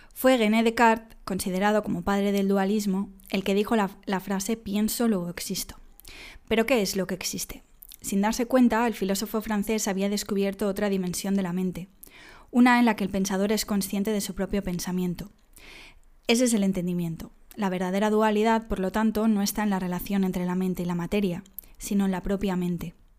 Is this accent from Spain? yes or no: yes; Dénia, Valencian Community, Spain; born or raised there